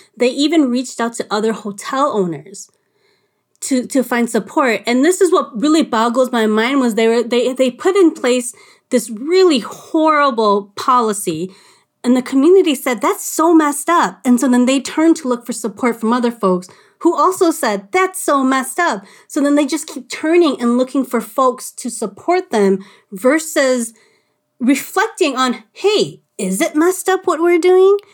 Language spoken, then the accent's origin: English; Little Canada, Minnesota, United States; I was living at home in Little Canada